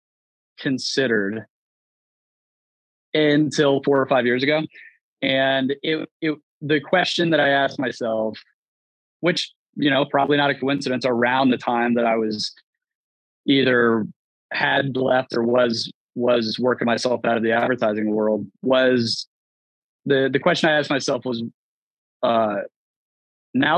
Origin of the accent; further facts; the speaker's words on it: Baltimore, Maryland, United States; moved away; I was born in Baltimore, very rough neighborhood, very underserved community